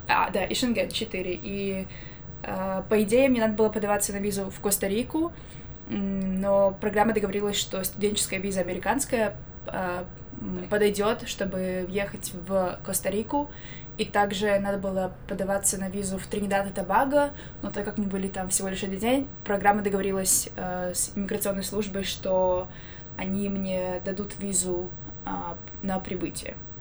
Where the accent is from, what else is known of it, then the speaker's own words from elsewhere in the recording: Minsk, Belarus; also born or lived in Armenia / Ecuador; now in United States; Я из Минска, из Беларуси